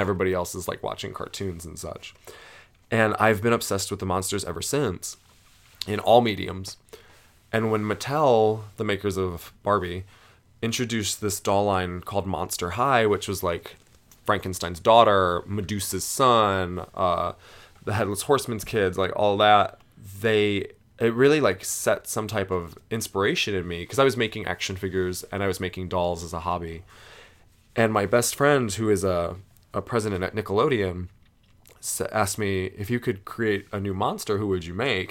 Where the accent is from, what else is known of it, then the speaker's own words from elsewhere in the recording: a little town west of Cleveland, Ohio, United States; moved away as an adult; now in New York City, United States; I grew up in a little tiny town about twenty minutes west of Cleveland, Ohio, um, close to Lake Erie